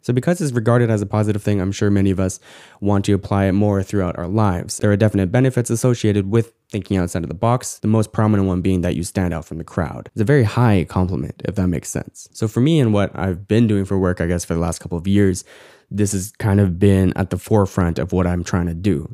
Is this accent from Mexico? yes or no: no; Canada; Growing up as Korean Canadian